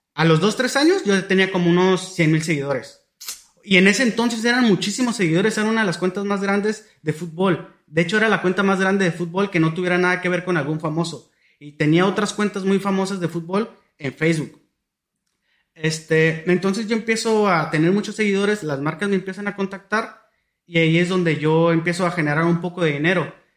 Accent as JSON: {"language": "Spanish", "town": "Tijuana", "region": "Baja California", "country": "Mexico", "said": "yo soy de Tijuana"}